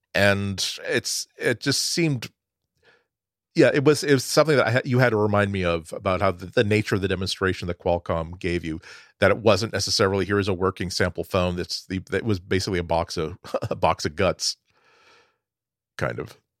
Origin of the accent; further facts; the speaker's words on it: Boston, Massachusetts, United States; as a Bostonian